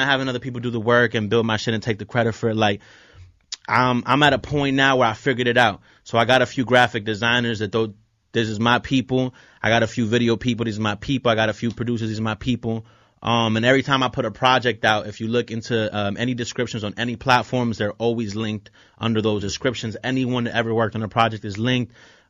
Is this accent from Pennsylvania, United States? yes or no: yes; Philadelphia, Pennsylvania, United States; also born or lived in Puerto Rico; I was born in North Philly, yep.